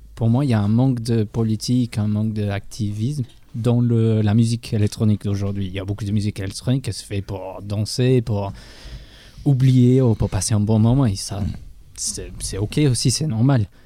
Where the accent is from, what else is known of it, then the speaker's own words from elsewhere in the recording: England, United Kingdom; French is a second language; moved away; en Angleterre, je suis anglais